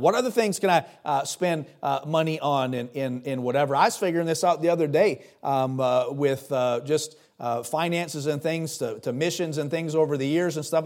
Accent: United States; my citizenship as an American

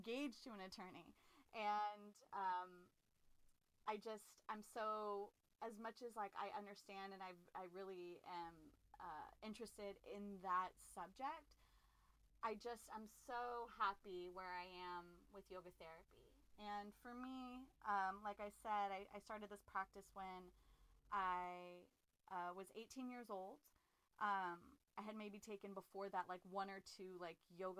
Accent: Los Angeles, California, United States; I am a LA native, born and raised in Los Angeles, California.

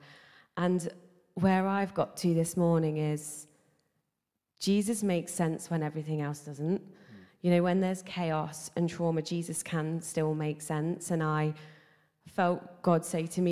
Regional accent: Nottingham, East Midlands, United Kingdom; I'm from Nottingham originally

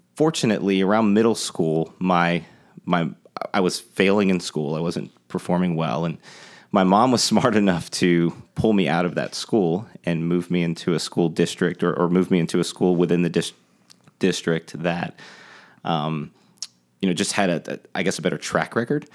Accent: Tampa, Florida, United States; moved away as an adult; now in Charleston, United States; I grew up in Tampa, Florida.

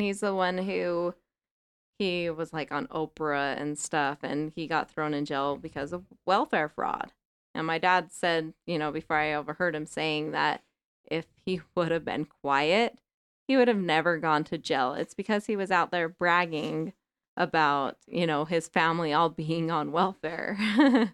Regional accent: Salt Lake City, Utah, United States; I grew up in Rose Park

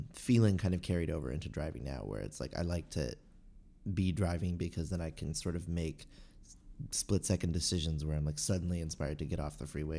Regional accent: Los Angeles, California, United States; now in Valencia, United States; I did. I grew up in Los Angeles, but mostly in the San Fernando Valley. And then from there, I moved all around the San Fernando Valley, and then I lived in West LA for 3 years, and now I live in Valencia

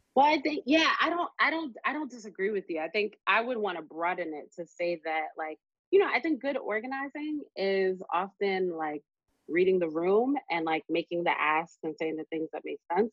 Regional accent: New York City, New York, United States; we're from Brooklyn. People wild out off of nothing

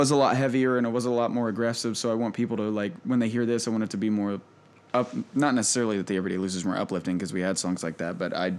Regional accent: Montgomery, Indiana, United States; I'm from Montgomery, Indiana. It's like Hickville, USA.

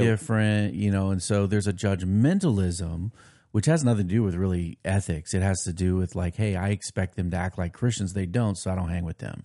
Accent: United States; also born or lived in Nashville, Tennessee / New Jersey; growing up in America

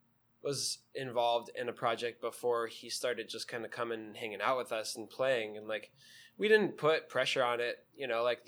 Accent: Los Angeles, California, United States; also born or lived in Woodland Hills; I am from Northridge. I'm from the general San Fernando Valley. Grew up in Northridge Woodland Hills.

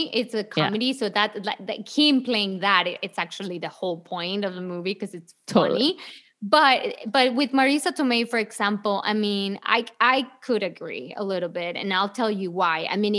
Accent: Mexico City, Mexico; moved away; I was born in Mexico City.

